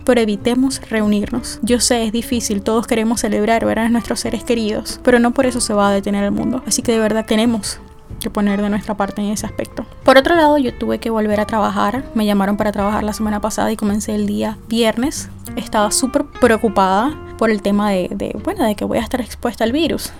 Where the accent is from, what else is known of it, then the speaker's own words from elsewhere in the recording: Venezuela; now in Pennsylvania, United States; mi país? ¿Qué sucede en Venezuela?